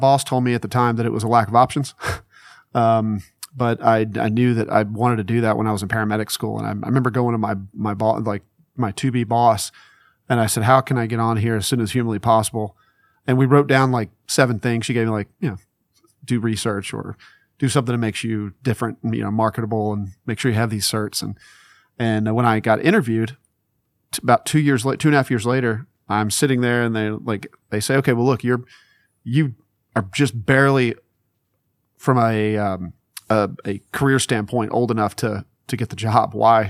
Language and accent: English; Mississippi, United States; I'm from Mississippi, and that was the job.